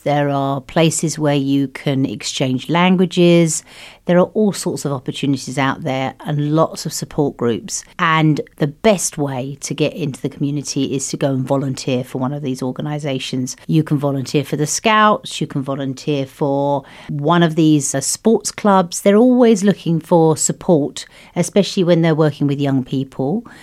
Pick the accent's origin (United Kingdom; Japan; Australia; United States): United Kingdom; moved away as an adult; also born or lived in France; now in Luxembourg; I, I'm British. originally, yes, but we came via France here.